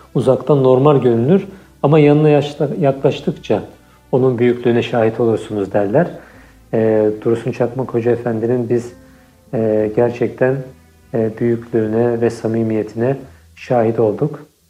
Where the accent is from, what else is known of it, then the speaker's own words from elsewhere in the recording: Istanbul, Turkey; moved away as an adult; also born or lived in Cairo, Egypt; now in Vienna, Austria; 1986 yılında İstanbul'da dünyaya geldim